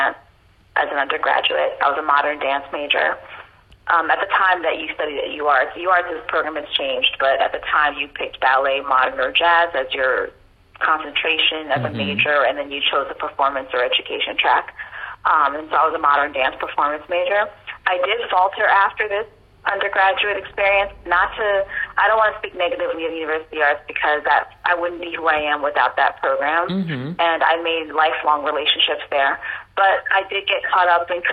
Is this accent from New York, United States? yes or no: yes; New York, United States; also born or lived in London; I'm from New York